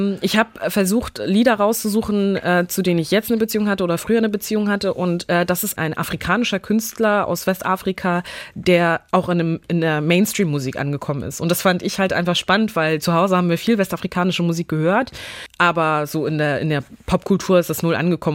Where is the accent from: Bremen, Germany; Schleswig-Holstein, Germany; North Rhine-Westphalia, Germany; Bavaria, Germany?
Schleswig-Holstein, Germany; Neumünster; ich bin hier aufgewachsen, wie alle schleswig-holsteinischen Kids hier aufgewachsen sind